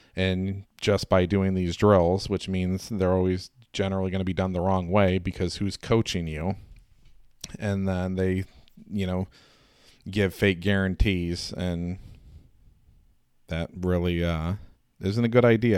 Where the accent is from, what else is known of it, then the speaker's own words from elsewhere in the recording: Indiana, United States; I'm a hillbilly from Indiana